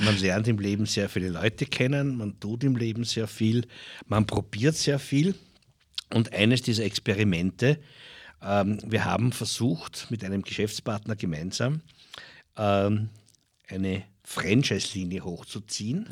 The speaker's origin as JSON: {"language": "German", "area": "Dirndltal", "region": "Lower Austria", "country": "Austria", "tie": "born or raised there", "said": "ist meine Heimat. Ich möchte meiner Heimat auch ein bisschen was zurückgeben. Äh, das Dirndltal verkauft sich teilweise weit unter seinem Wert. Wir leben in einer wunderschönen Region"}